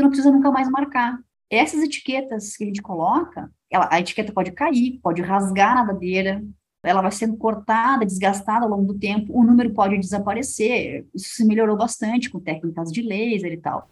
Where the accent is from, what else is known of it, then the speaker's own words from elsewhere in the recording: Rio Grande do Sul, Brazil; eu, como boa gaúcha